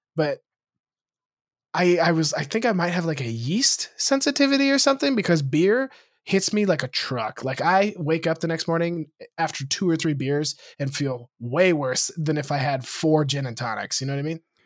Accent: Lewistown, Montana, United States; moved away; my hometown, Lewistown

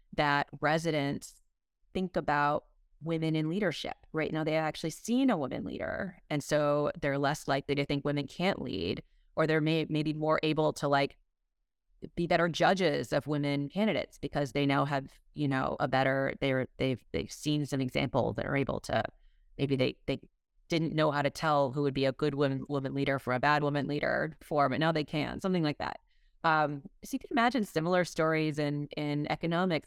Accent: Massachusetts, United States; now in Texas, United States; grew up in Massachusetts and have slowly been moving farther south

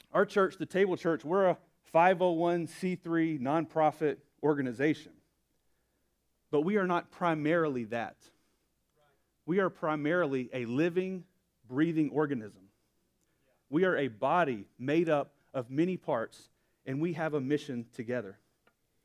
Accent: Alabama, United States; Born and raised, lived just about my whole life in Alabama

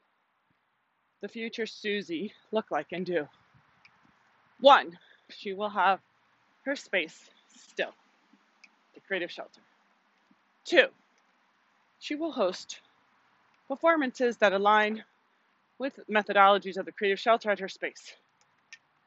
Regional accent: Miami, Florida, United States; I was born in Miami, so I have been nurtured with the Caribbean cultures

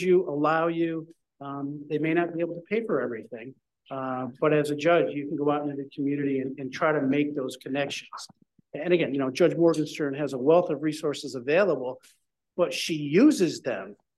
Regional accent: Cooperstown, New York, United States; I'm from Cooperstown, New York

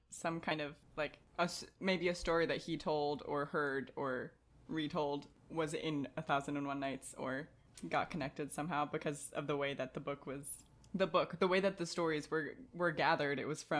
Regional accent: Morocco; born there; I'm half Moroccan and I was born in Morocco, right, guys?

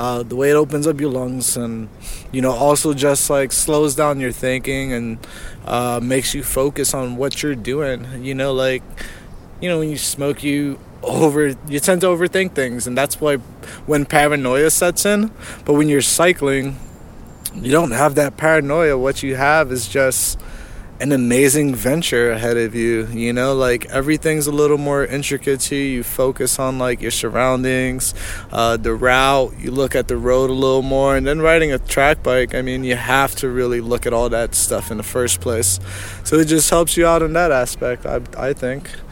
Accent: New Jersey, United States; I'm from Jersey

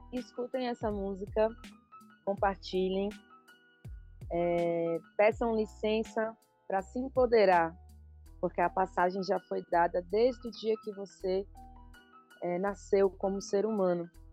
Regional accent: São Paulo, Brazil; Eu sou de São Paulo, mas eu trago essa ancestralidade da Bahia

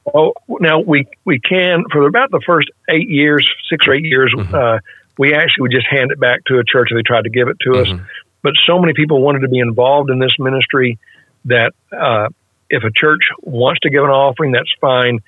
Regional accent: West Arkansas, United States; I grew up in West Arkansas in a mainline denominational church

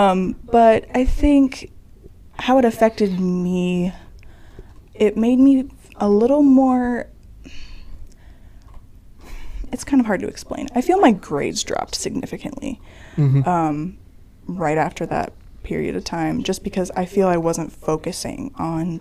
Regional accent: Roseville, Illinois, United States; I am from Roseville, Illinois. Nowhere near Chicago

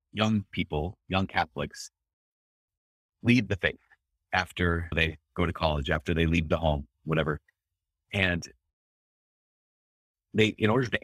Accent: Brainerd, Minnesota, United States; my hometown is Brainerd, Minnesota

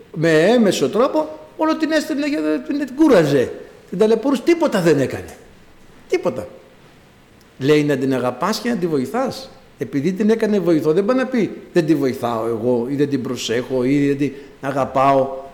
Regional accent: Greece; εγώ κατάγομαι από ένα χωριό, πάνω από χίλια μέτρα υψόμετρο, το χωριό μου, αλλά έχει μια ιδιαιτερότητα, μια πρωτιά στην Ελλάδα

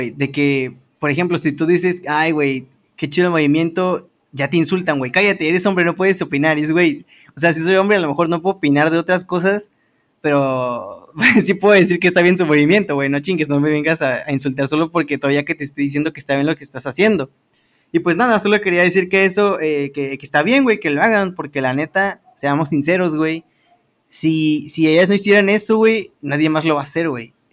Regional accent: Mexico

